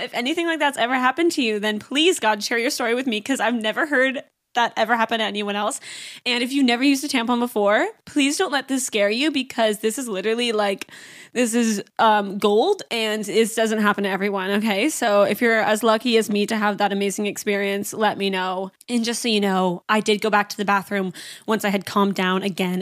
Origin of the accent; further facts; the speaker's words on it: Canada; I'm from Canada, so we drive down to the States